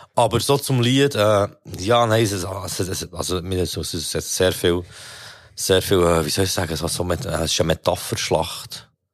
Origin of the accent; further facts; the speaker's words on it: Bern, Switzerland; ich als Berner